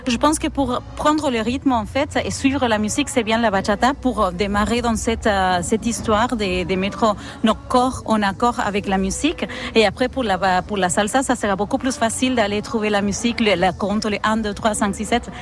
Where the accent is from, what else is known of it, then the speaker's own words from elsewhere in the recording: Argentina; French is a second language; now in France; Je viens d'Argentine, pour ça le accent, la tête